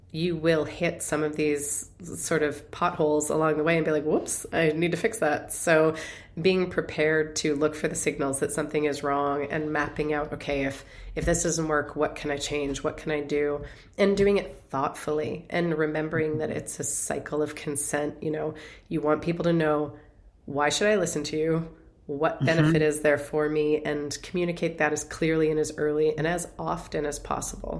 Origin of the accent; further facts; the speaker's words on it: Canada; I am Canadian.